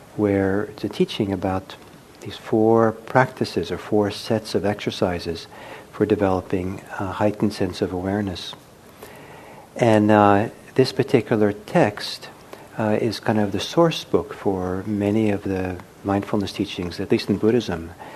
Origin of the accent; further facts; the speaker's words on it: United States; first language English; growing up in the United States speaking English